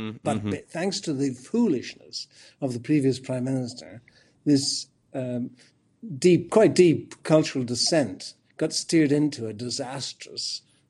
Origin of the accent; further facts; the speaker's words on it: Ireland; I'm Irish.